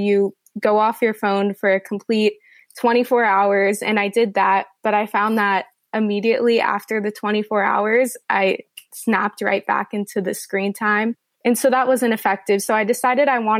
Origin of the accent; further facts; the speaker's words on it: Los Angeles, California, United States; I'm from Los Angeles.